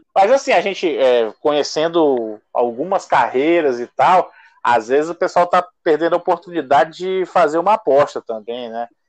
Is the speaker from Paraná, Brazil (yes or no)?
no; Acre, Brazil; enquanto acriano, enquanto torcedor do Rio Branco